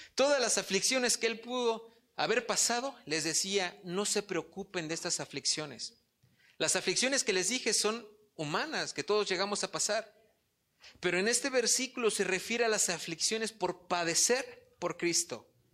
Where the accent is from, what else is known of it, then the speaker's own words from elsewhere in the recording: Polotitlán, State of Mexico, Mexico; soy de Polotitlán. Allá es muy, muy rural